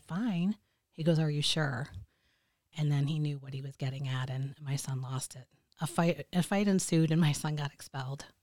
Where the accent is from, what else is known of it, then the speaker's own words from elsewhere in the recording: Michigan, United States; moved away as an adult; also born or lived in Illinois; I'm originally from Michigan, but we were living out of state